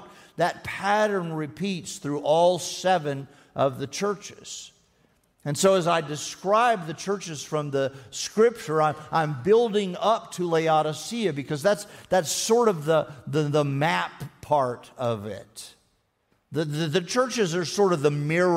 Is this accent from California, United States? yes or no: no; Texas, United States; I am a Texan, and I don't talk about being a Texan very much